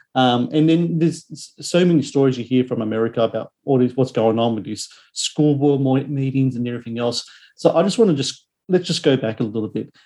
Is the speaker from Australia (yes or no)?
yes; Australia